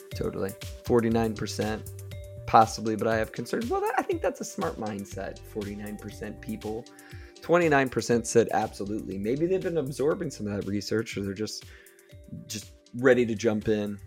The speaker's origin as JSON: {"language": "English", "region": "Ohio", "country": "United States", "said": "I'm from Ohio"}